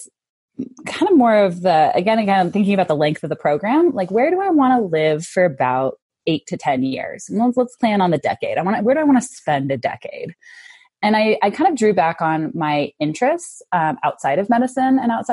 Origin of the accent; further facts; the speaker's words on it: Denver, Colorado, United States; moved away as an adult; now in Salt Lake City, United States; I'm from Denver.